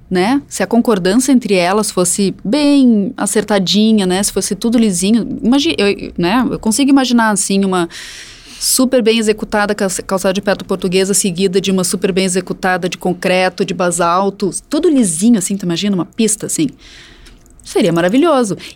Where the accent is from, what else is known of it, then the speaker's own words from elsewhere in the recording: Canela, Rio Grande do Sul, Brazil; Canela, minha cidade natal